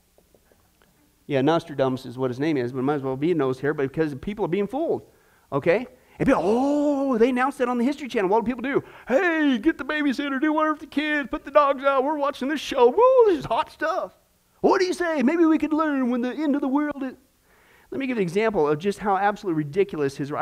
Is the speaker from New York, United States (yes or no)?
no; Kansas, United States; I grew up in Kansas, out in the middle of nowhere with buffalo